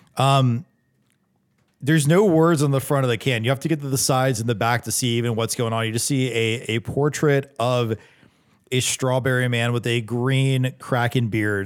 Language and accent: English; North Charleston, South Carolina, United States; I was born in North Charleston